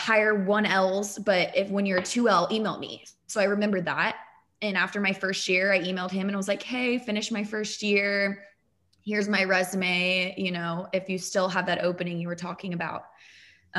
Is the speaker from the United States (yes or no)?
yes; Austin, Texas, United States; moved away as an adult; now in Houston, United States; growing up in Austin